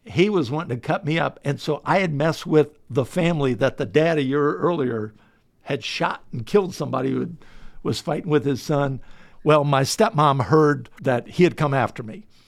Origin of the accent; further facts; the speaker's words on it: Delaware, United States; I was born in Delaware